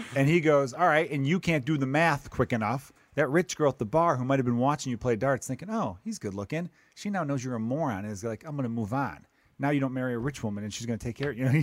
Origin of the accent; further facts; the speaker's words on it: Indiana, United States; I'm from Indiana.